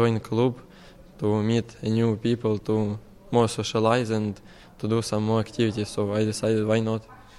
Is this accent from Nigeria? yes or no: no; Ukraine; now in County Carlow, Ireland; I'm just arrived from Ukraine because of war